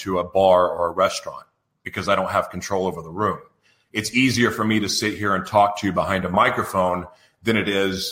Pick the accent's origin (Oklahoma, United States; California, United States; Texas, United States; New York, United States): Oklahoma, United States; Oklahoma City; moved away as an adult; now in San Diego, United States; I grew up in Oklahoma, Oklahoma City, Oklahoma